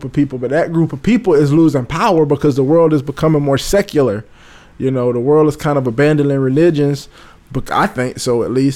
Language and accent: English; Florida, United States; my hometown here of Florida